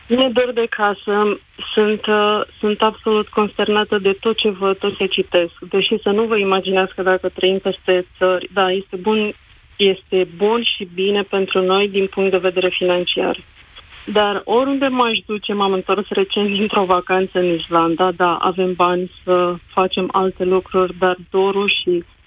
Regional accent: Craiova, Dolj, Romania; moved away as an adult; am plecat dintr-o firmă uh, absolut colosală în Craiova, de acolo de unde sunt eu

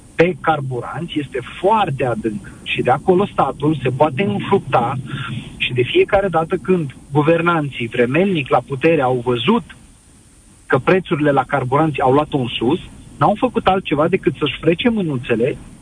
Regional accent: Bacău, Bacău County, Romania; sunt din Bacău

